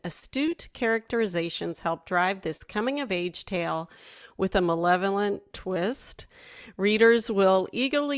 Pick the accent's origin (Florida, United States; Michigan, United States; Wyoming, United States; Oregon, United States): Florida, United States; South; moved away; I grew up in South Florida for a while, and I was born down here